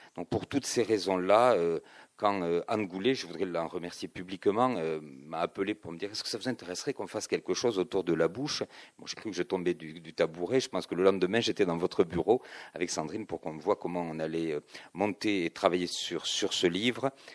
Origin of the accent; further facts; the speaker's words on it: Toulouse, Occitania, France; je suis toulousain